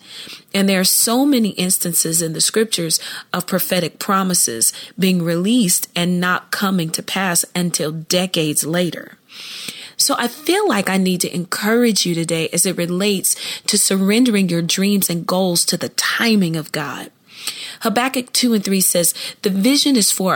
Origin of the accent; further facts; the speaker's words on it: Columbus, Ohio, United States; I grew up in Columbus, Ohio